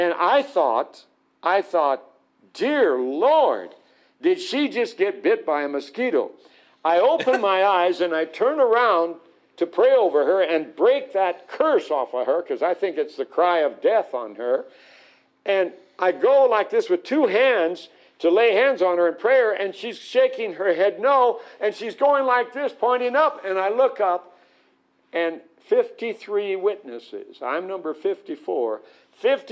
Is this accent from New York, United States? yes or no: no; Arizona, United States; I grew up in Arizona desert.